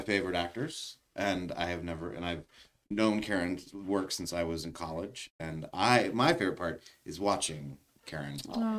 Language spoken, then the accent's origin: English; South Berwick, Maine, United States; I'm from South Berwick, Maine.